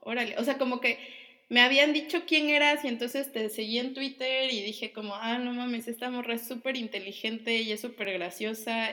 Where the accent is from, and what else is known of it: Mexico; moved away as an adult